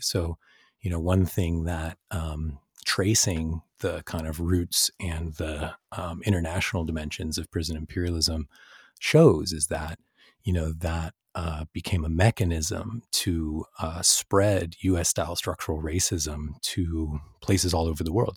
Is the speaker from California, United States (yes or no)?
yes; San Francisco Bay Area, California, United States; I grew up in the San Francisco Bay Area